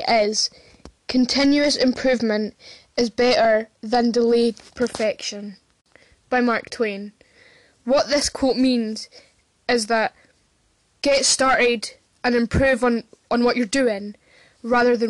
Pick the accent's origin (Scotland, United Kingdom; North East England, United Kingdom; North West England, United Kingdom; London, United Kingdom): Scotland, United Kingdom; I am from Scotland